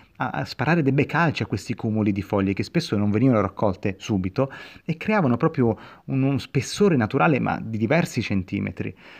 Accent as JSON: {"language": "Italian", "town": "Rome", "region": "Lazio", "country": "Italy", "tie": "born or raised there", "said": "io sono cresciuto a Roma"}